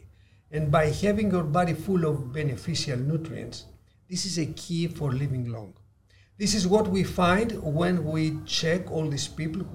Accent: Ikaria, North Aegean, Greece; I am from the Blue Zone Greek island of Ikaria

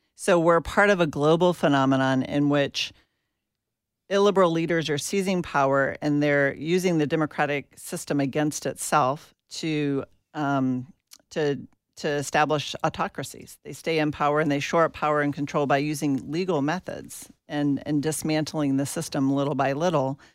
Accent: Atlanta, Georgia, United States; I grew up in Atlanta, Georgia

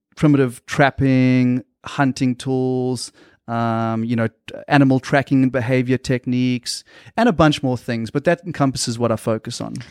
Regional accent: South Africa; moved away as an adult; also born or lived in Australia / Tanzania; now in United States; I lived in South Africa until I was about eighteen years old

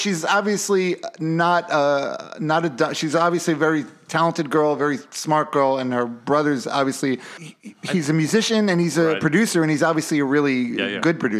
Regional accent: New York, United States; moved away; I'm from New York.

